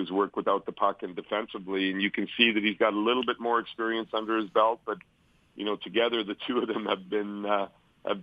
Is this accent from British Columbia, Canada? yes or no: no; Winnipeg, Manitoba, Canada; moved away; from Winnipeg, my hometown